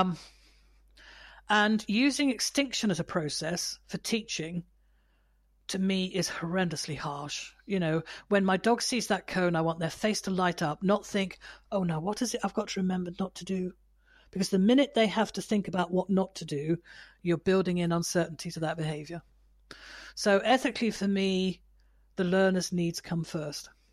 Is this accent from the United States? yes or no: no; United Kingdom; I'm British